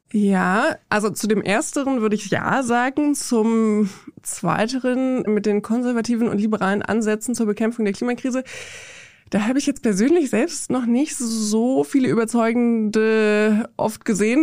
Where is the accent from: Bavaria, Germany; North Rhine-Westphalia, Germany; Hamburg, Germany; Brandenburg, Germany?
Brandenburg, Germany; Also ich komme aus Brandenburg in Deutschland